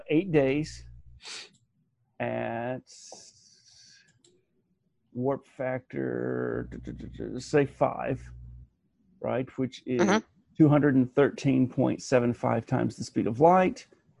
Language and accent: English; Alabama, United States; We had the ACT in my hometown. Okay. Alabama was one of those states.